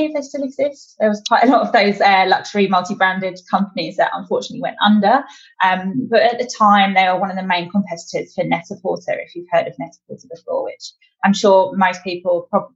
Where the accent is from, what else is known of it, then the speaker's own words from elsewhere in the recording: London, United Kingdom; moved away as an adult; now in Australia; I'm definitely not an Australian native, although I am definitely slowly gaining the upward inflection. I moved out here in mid-2018. I'm originally from London in the UK